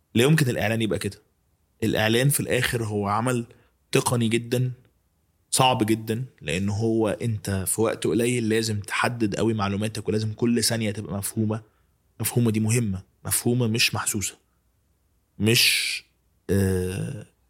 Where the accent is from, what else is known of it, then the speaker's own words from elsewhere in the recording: Egypt; بتاعتنا كمصريين